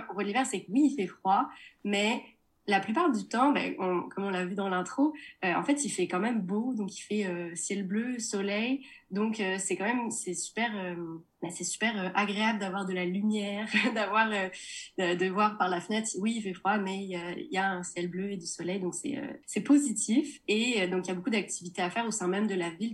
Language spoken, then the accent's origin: French; Nantes, Pays de la Loire, France; moved away as an adult; now in Montreal, Canada; je viens de Nantes